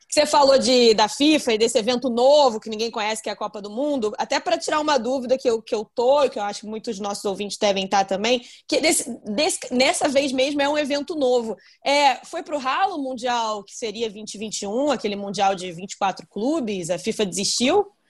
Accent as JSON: {"language": "Portuguese", "country": "Brazil", "said": "a gente é brasileiro"}